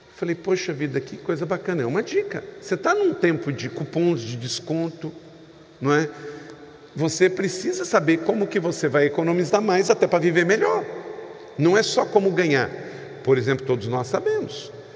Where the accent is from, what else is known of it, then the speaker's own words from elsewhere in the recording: Rio de Janeiro, Brazil; eu sou natural do estado do Rio de Janeiro